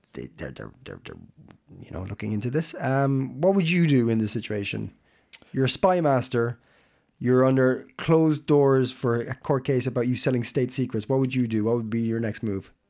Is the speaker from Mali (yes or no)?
no; Ireland; now in Denmark; I'm Irish